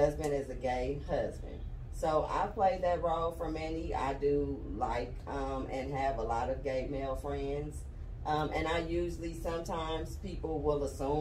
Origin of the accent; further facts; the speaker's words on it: Oakland, California, United States; moved away as an adult; now in Georgia, United States; I'm from Cali, where it was normal